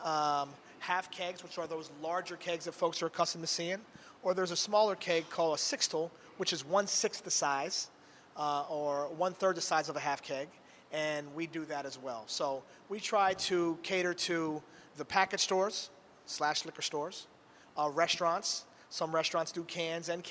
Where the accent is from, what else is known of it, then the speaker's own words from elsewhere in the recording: New Jersey, United States; moved away as an adult; now in Springfield, United States; I'm a transplant from New Jersey